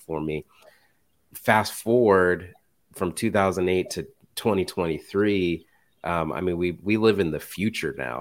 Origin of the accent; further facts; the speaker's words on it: Indiana, United States; I'm from Indiana